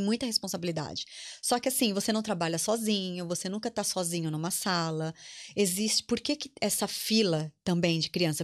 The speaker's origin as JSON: {"language": "Portuguese", "country": "Brazil", "moved": "as an adult", "lives_now": "Ireland", "said": "nossa imagem como brasileiros"}